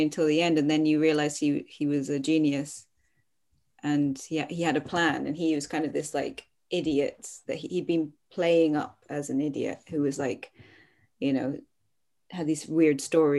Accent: Scotland, United Kingdom; As a Scottish person

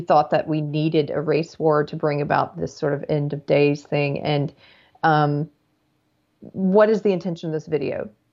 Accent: South Carolina, United States; I grew up in South Carolina

